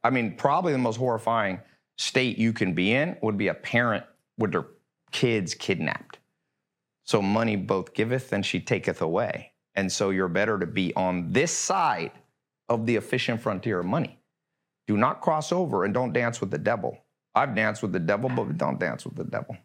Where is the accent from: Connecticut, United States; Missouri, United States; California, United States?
California, United States; Long Beach; also born or lived in North Carolina / Hollywood Hills, Los Angeles; now in Los Angeles, United States; I was born in Long Beach